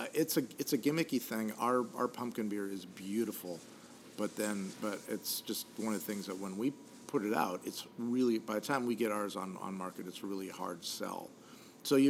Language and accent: English; Midwest, United States; now in Port Orchard, United States; I grew up in the Midwest